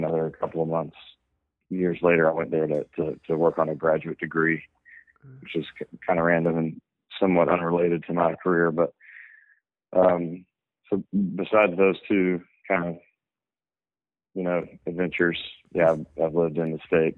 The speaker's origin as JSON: {"language": "English", "town": "Memphis", "region": "Tennessee", "country": "United States", "tie": "born or raised there", "also_born_or_lived": "Knoxville, Tennessee", "lives_now": "Nashville, United States", "said": "I was born in Memphis, okay. On the west side of the state. Lived there until I went to college across the other side of the state in Knoxville"}